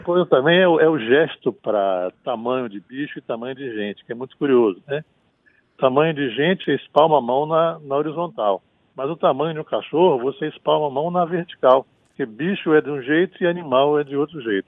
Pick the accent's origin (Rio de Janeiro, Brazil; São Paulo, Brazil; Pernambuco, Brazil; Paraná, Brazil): Rio de Janeiro, Brazil; interior of Rio de Janeiro state, Brazil; now in Bahia, Brazil; eu não sou baiano, eu virei baiano. Nasci no interior do estado do Rio de Janeiro